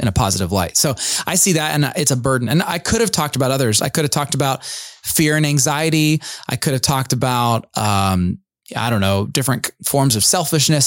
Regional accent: United States; we as American evangelical suburbanite Christians

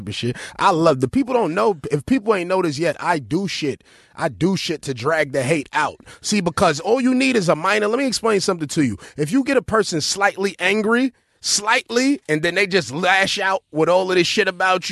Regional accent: New York City, New York, United States; I'm from East New York

